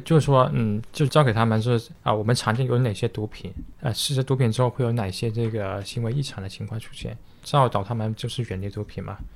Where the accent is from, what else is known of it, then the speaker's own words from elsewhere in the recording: China; 我们中国人